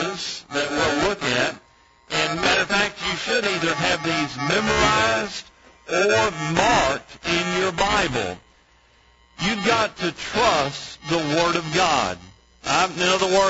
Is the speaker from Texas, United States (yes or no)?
yes; East Texas, United States; where I grew up in East Texas